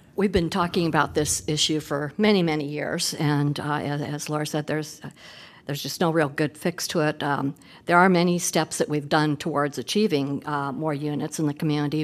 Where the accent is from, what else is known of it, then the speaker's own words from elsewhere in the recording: Des Moines, Iowa, United States; moved away as an adult; now in Iowa City, United States; I grew up in Des Moines